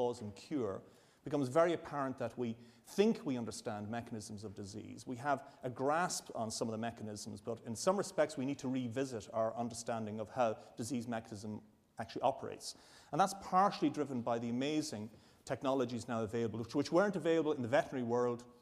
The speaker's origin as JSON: {"language": "English", "country": "Ireland", "moved": "yes", "lives_now": "Edinburgh, United Kingdom", "said": "I'm an Irish Catholic"}